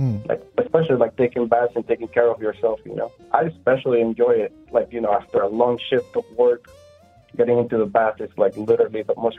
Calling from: Orlando, Florida, United States; Well, I'm calling from my bathtub in Orlando.

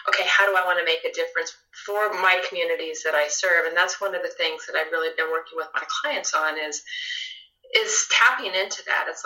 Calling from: Evergreen, Colorado, United States; So I'm in Evergreen, Colorado. So I'm in the foothills of Colorado, and I live.

